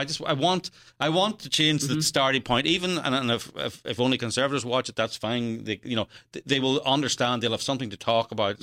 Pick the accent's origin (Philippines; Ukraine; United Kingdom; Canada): United Kingdom; Northern Ireland; accent: Irish; moved away; I come from Northern Ireland, I grew up during the Troubles.